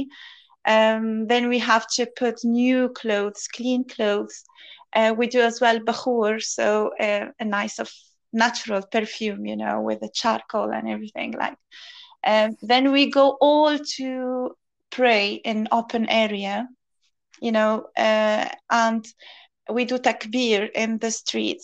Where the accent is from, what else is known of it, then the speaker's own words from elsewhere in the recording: Tunisia; moved away as an adult; now in United Kingdom; I'm originally from Tunisia. I came to this country 5 years ago, nearly 6 years ago